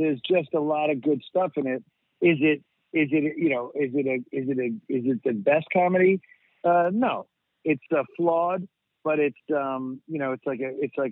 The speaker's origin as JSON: {"language": "English", "region": "New York", "country": "United States", "tie": "born or raised there", "said": "So I grew up in New York"}